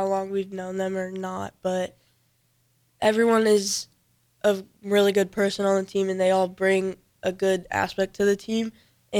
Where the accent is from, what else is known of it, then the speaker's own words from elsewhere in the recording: Lincoln, Nebraska, United States; I was born in Lincoln, and I go to school at Moore Middle School. I went to Maxie in elementary school.